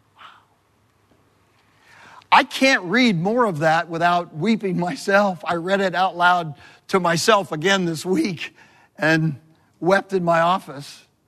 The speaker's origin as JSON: {"language": "English", "region": "Southern California", "country": "United States", "moved": "yes", "said": "I'm from Southern California"}